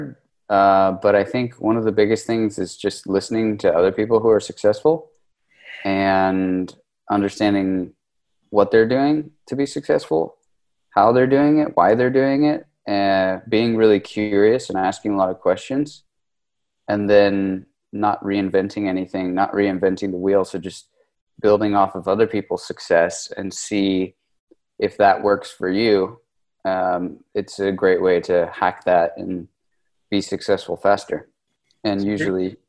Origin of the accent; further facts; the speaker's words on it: Los Angeles, California, United States; moved away as an adult; now in Spain; I'm from California. I grew up in the Los Angeles, Orange County area, but I moved to Spain 11 years ago or so.